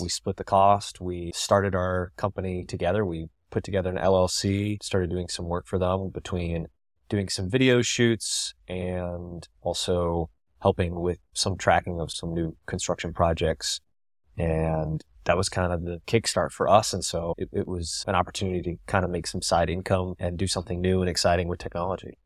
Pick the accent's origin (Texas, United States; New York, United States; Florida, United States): Florida, United States; Tampa; I'm from Tampa